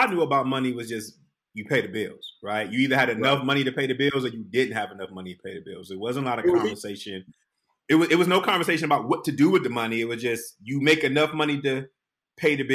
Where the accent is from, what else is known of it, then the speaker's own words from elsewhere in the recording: Detroit, Michigan, United States; I'm from Detroit